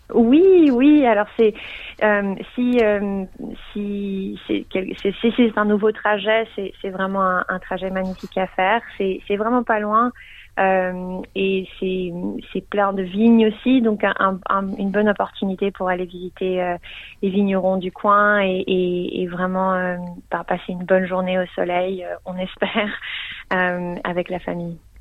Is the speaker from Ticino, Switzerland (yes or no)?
no; Geneva, Switzerland; now in Melbourne, Australia; je viens de Genève, donc je parle français